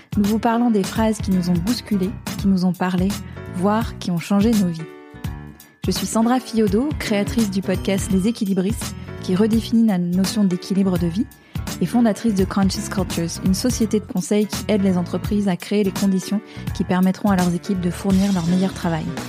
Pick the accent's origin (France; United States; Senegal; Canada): United States; moved away; quand j'étais petite aux États-Unis